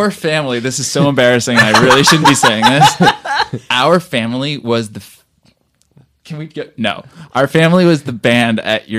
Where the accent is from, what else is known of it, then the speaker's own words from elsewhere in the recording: San Diego, California, United States; and then after we were born, we moved out here, and that's where we grew up in San Diego.